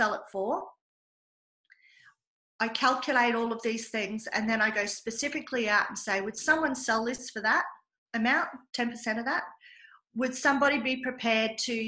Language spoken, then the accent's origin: English; Australia; I pay for the privilege of being Australian, and believe me, it is a privilege to be Australian